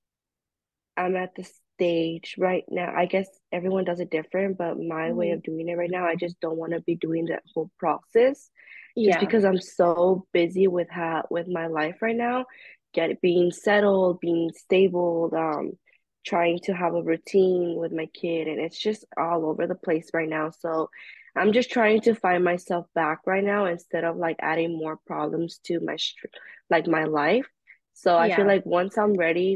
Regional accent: California, United States; I'm from California

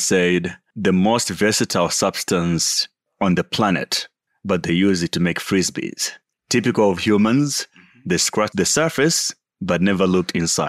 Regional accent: Malawi; born there; So I was born in Malawi, typical African life, extremely poor and all that.

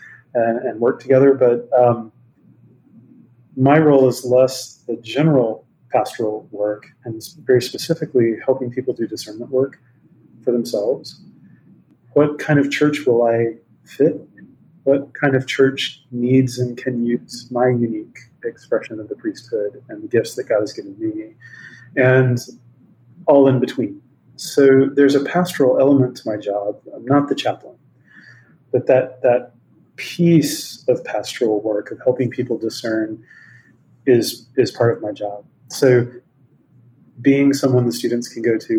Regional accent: Meridian, Mississippi, United States; moved away as an adult; now in California, United States; Grew up in Meridian, Mississippi, in the Methodist Church

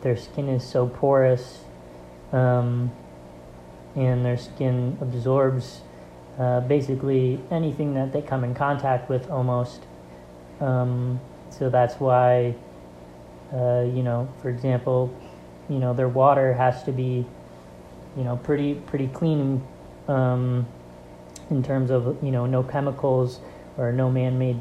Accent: Rochester, New York, United States; I'm a fine arts major in graphic design with a concentration in graphic design, and I'm from Rochester, New York

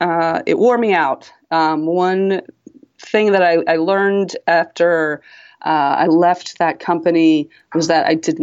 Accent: East Coast, United States; now in Seattle, United States; In that, you know, I grew up on the East Coast, so we have four seasons. Seattle, I found out, has two.

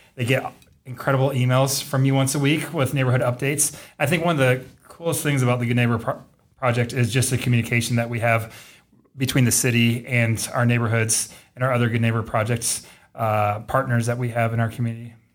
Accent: Davenport, Iowa, United States; also born or lived in Waterloo, Iowa / Cedar Falls, Iowa / Denison, Iowa; I am from Davenport, proud Davenport Central Blue Devil

